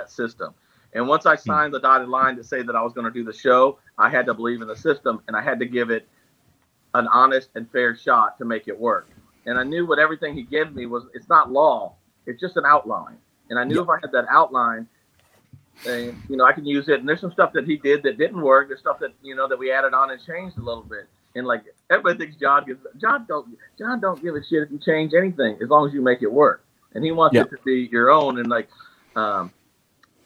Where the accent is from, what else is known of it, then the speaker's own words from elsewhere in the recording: Missouri, United States; I'm some hillbilly from Missouri, China